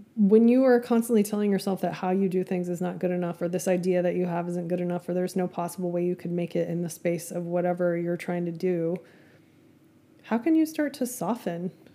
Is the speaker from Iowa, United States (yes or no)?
no; Amarillo, Texas, United States; my hometown of Amarillo, Texas